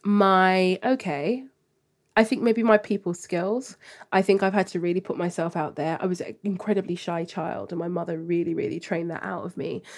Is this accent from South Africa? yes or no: no; London, United Kingdom; growing up in Hackney, very diverse cultural hub of different ethnicities, languages, people from all across the world